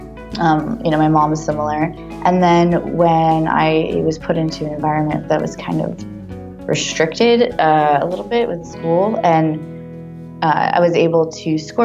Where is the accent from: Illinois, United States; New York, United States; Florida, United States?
Florida, United States; also born or lived in Simi Valley, California; I was born in Simi Valley, California, and then I left when I was about 3 to South Florida.